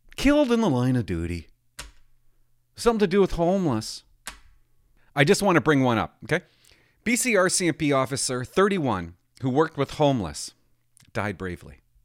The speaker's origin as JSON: {"language": "English", "town": "Port Alberni", "region": "British Columbia", "country": "Canada", "tie": "born or raised there", "said": "I grew up in Port Alberti"}